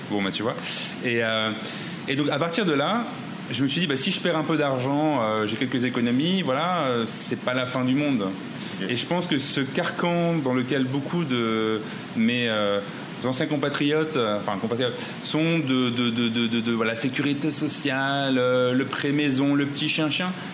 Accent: Ch'ti, Hauts-de-France, France; moved away as an adult; also born or lived in Rhône-Alpes; now in Bangkok, Thailand; Je suis ch'ti

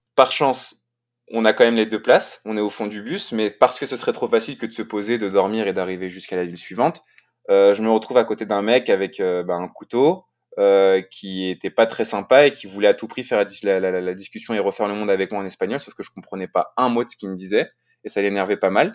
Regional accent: France

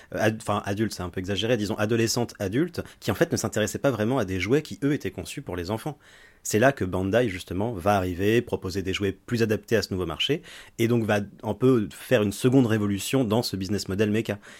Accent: France; chez nous en France

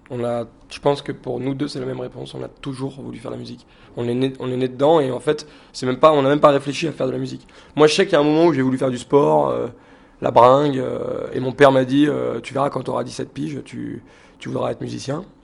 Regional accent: Lyon, Auvergne-Rhône-Alpes, France; parce qu'on vient de la Presqu'île, de Lyon. Et c'est un peu le siège. Euh, on travaille dans la presqu'île, on vit dans la presqu'île.

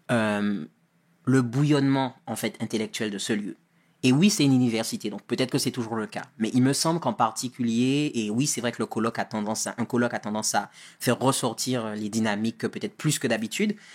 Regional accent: Guadeloupe, France; ah ben moi, je viens de Guadeloupe, c'est en Caraïbes

